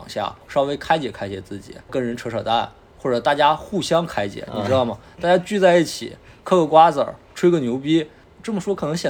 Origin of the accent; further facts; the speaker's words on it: Northeast China, China; 所以我是在这样的环境长大的啊，东北的这种，我觉得应该是我上一代的人，通过互联网。就是让大家看到了东北人的一些部分人的生活状态